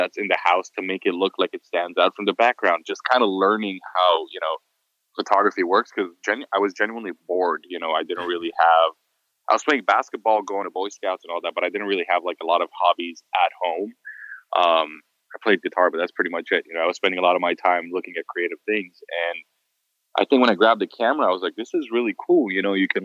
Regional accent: Beirut, Beirut Governorate, Lebanon; moved away as an adult; also born or lived in United States; now in Los Angeles, United States; I was born in the US, but then when I was like five, my family moved to Beirut, Lebanon. I was raised actually in the Middle East

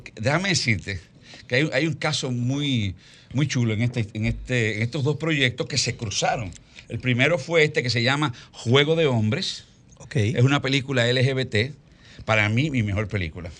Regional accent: Dominican Republic; nosotros no somos un mercado como dominicanos

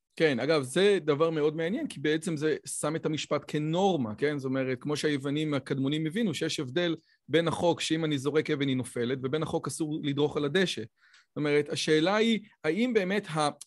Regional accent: Israel; גם בתור יהודי דתי, גם בתור יהודי ישראלי

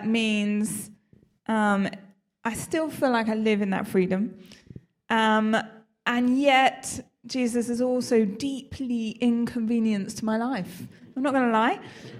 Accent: South West England, United Kingdom; now in London, United Kingdom; I live down in central London, so I have quite an easy journey here. I grew up in Somerset, though. I know I lost the accent. You can't really tell.

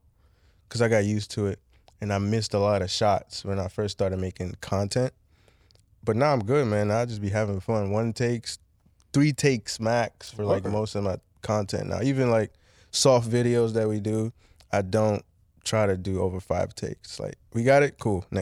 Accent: Nigeria; All right, so I'm Nigerian.

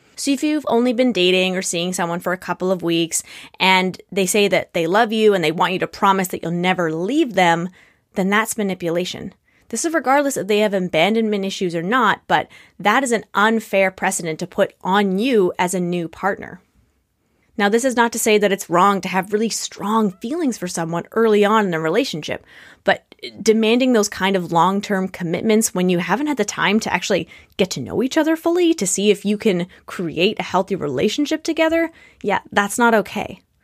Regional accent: Canada; I'm not American

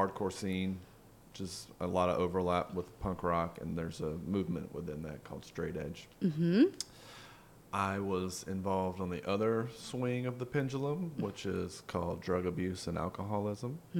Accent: Pascagoula, Mississippi, United States; moved away as an adult; now in Atlanta, United States; I moved to Atlanta from Pascagoula because my little shitty punk rock band got signed, and there was surprisingly not a huge punk rock scene in Pascagoula, Mississippi.

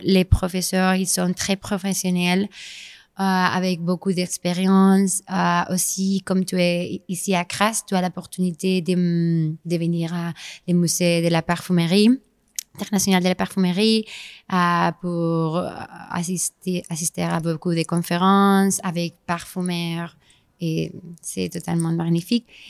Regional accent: Spain; French is a second language; also born or lived in Grasse, France; je suis espagnole

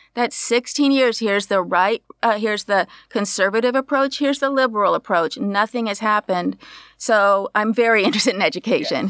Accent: Berkeley, California, United States; I grew up in Berkeley

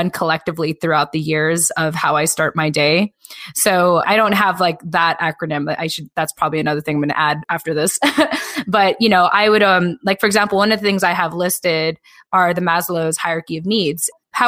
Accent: United States; I think, as a Filipino American woman where we just like don't feel enough.

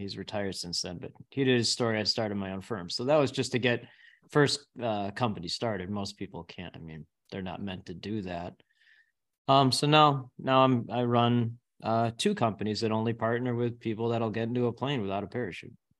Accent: Northbrook, Illinois, United States; I grew up in Northbrook, live in the Northbrook area.

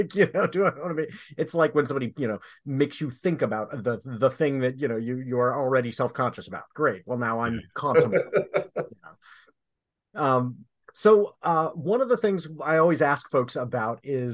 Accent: Michigan and Illinois, Midwest, United States; growing up in Michigan and Illinois

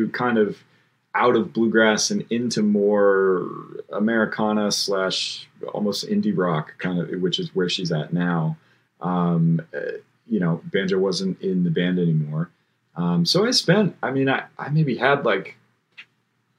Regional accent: Bainbridge Island, Washington, United States; I grew up on Bainbridge Island, across water from Seattle.

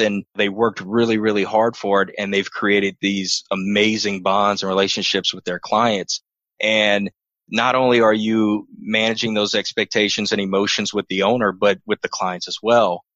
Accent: New Iberia, Louisiana, United States; moved away as an adult; I was born and raised in New Iberia, Louisiana, home of Tabasco

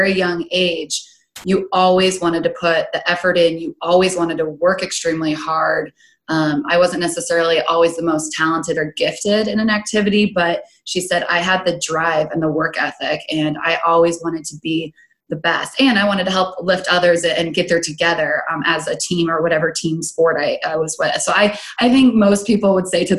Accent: Grand Island, Nebraska, United States; born and raised in Grand Island, Nebraska, right in the center of the state

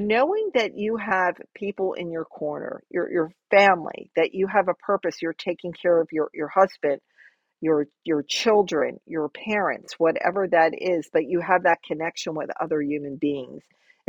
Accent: New Jersey, United States; moved away as an adult; now in Florida, United States; I made this major move from my home state of New Jersey into Florida

